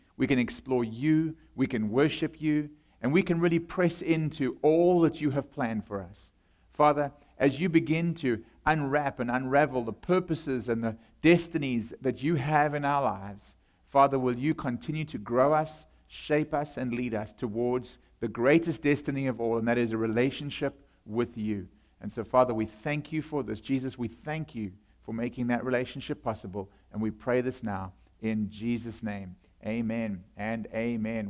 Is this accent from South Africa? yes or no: yes; South Africa; accent: South African; moved away; I come from South Africa